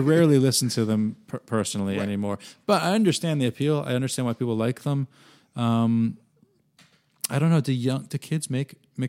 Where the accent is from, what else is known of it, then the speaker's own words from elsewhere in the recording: New England, United States; Well, yeah, and I grew up in New England, so... That's why my interest in Melville.